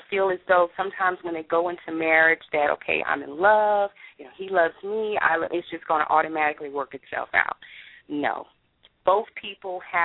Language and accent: English; Baton Rouge, Louisiana, United States; moved away as an adult; now in North Texas, United States; I'm originally from Baton Rouge, Louisiana